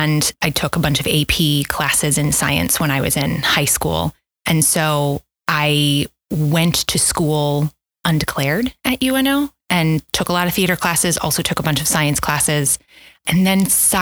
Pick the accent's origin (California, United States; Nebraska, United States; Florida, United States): Nebraska, United States; Omaha; also born or lived in St. Louis, Missouri; I am originally from St. Louis, Missouri. All my extended family is there, and I spent very few years there. I moved to Omaha when I turned seven, and I've been here ever since